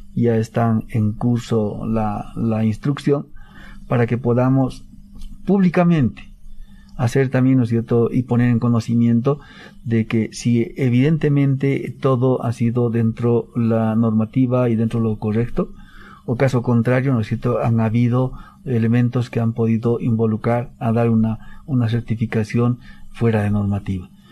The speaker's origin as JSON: {"language": "Spanish", "country": "Bolivia", "said": "todos los bolivianos estamos"}